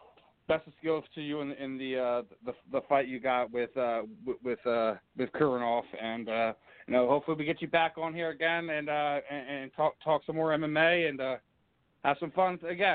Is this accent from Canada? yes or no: no; Philadelphia, Pennsylvania, United States; I'm from Philly